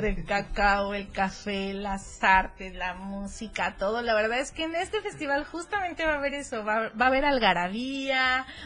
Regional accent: Mexico; son cosas que realmente nosotros como mexicanos siempre disfrutamos en la plaza

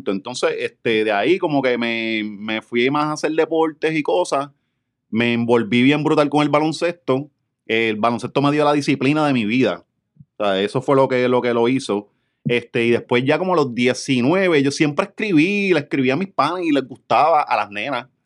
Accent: Ponce, Puerto Rico; moved away; yo me mudé, yo me mudé eh, de Ponce en 2013.

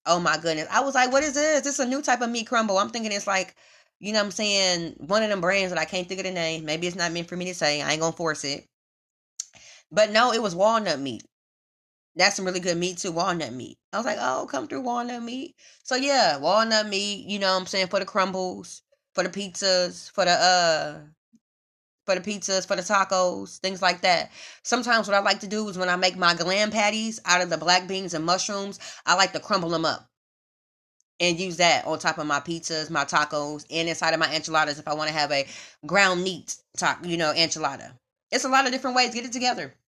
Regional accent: Midwest, United States; moved away as an adult; also born or lived in Houston; now in Los Angeles, United States; And I'm from the Midwest

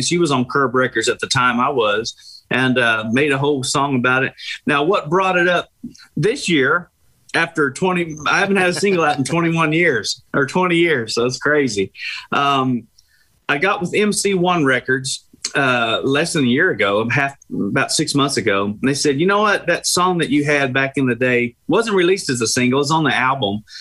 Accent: Tulsa, Oklahoma, United States; moved away; I'm from Tulsa

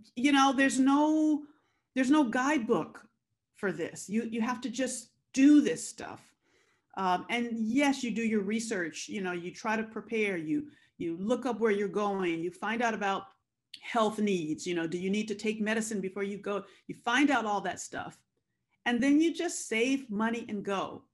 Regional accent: Compton, California, United States; I was born and raised in Compton, California

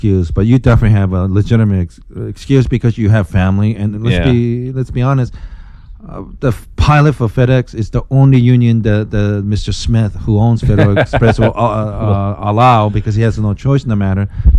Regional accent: Japan; moved away; growing up in Japan

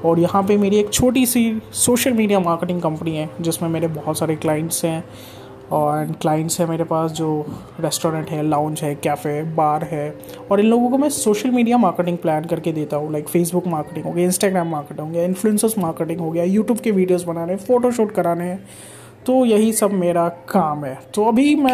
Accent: Bihar, India; moved away as an adult; also born or lived in Bangalore; now in Mumbai, India; so basically मैं बिहार से हूँ बिहार से मैं 2009 में मूव कर गया था मैं बैंगलोर चला गया था अपने स्टडीज़ के लिए

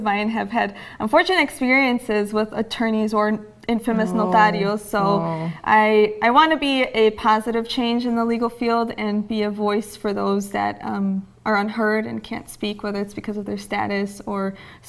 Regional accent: Holland, Michigan, United States; So I was born and raised in Holland, Michigan. That's on the west side of the state.

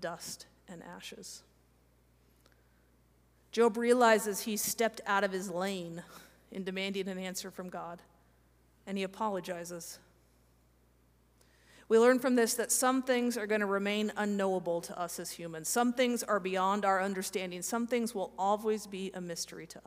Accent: Kansas, United States; I'm from Kansas

